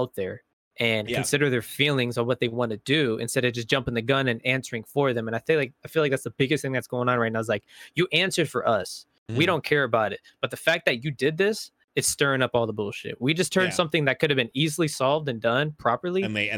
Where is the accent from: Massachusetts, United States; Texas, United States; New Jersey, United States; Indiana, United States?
Indiana, United States; moved away; I'm from Indiana. And I said and pop